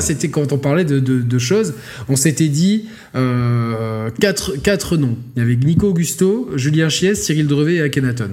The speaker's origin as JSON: {"language": "French", "country": "Monaco", "tie": "born or raised there", "said": "je suis né à Monaco, je suis pour l'AS Monaco, ça symbolise quelque chose pour moi"}